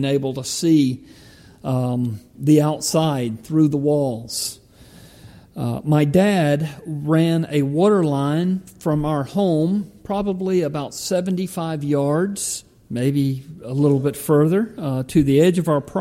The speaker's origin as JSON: {"language": "English", "town": "Palmetto", "region": "Georgia", "country": "United States", "tie": "born or raised there", "said": "my hometown of Palmetto"}